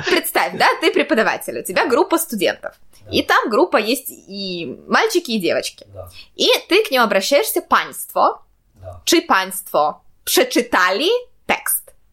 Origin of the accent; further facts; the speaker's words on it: Saint Petersburg, Russia; moved away as an adult; now in Poland; я всегда говорю, что я из Петербурга